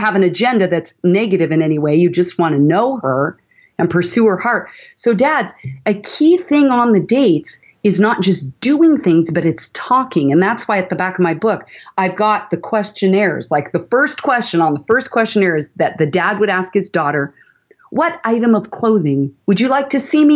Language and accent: English; Portland, Oregon, United States; also born or lived in San Francisco Bay Area, California; we moved up from the Bay Area to Portland when I was in fourth grade